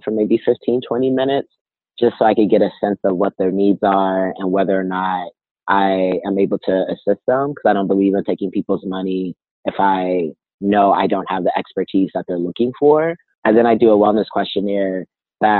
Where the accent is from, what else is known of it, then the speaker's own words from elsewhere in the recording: Inglewood, California, United States; also born or lived in Arizona; now in Berkeley, United States; I am originally from Inglewood, California. Lived in Arizona for 11 years, and now I'm currently in Berkeley, California